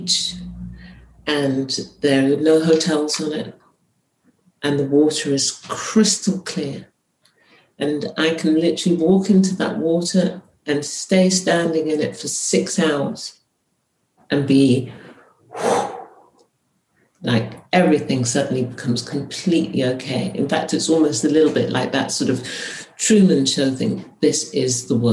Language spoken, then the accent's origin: English; United Kingdom; So I was born here, I am British, but my mother is not from here